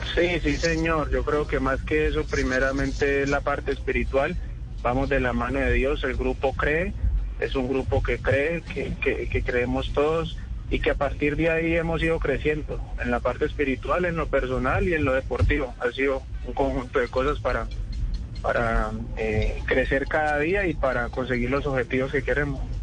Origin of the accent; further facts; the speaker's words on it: Cali, Valle del Cauca, Colombia; also born or lived in Florencia, Caquetá; Nací, nací en Florencia Caquetá y me crié desde los tres años en la ciudad de Cali.